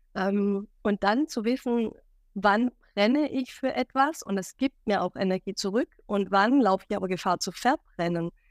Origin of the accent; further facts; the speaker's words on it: Stuttgart, Baden-Württemberg, Germany; moved away as an adult; now in Hamburg, Germany; ein Schwabe in Hamburg, seit sieben Jahren in Hamburg, ursprünglich nach Stuttgart kommend